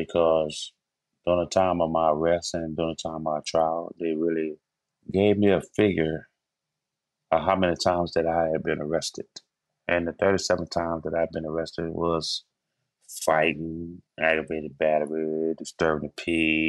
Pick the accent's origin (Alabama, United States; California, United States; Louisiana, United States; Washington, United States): Louisiana, United States; New Orleans; I was born in New Orleans, Louisiana, raised in the Lower Nine.